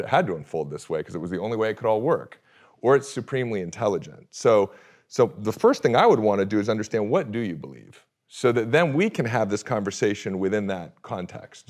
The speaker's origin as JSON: {"language": "English", "area": "Orange County", "region": "California", "country": "United States", "tie": "born or raised there", "said": "I grew up in Orange County, California"}